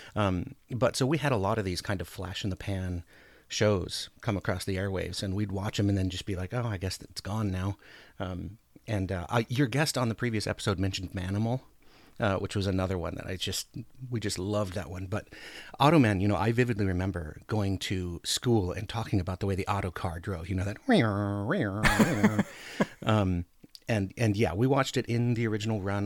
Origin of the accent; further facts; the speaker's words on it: Anchorage, Alaska, United States; now in Oregon, United States; I grew up in Anchorage, Alaska